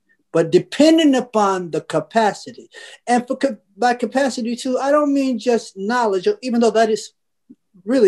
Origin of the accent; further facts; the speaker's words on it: United States; I was from the United States of America